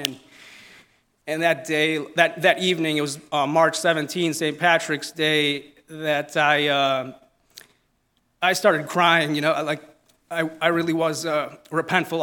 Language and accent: English; Italy; accent: Italian; my Italian accent